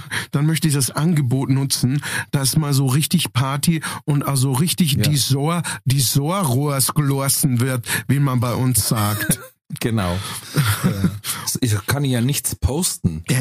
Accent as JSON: {"language": "German", "town": "Munich", "region": "Bavaria", "country": "Germany", "said": "also wenn ich als richtiger Münchner auf die Wiesen gehe, ja, da möchte ich ja zünftige Musi haben"}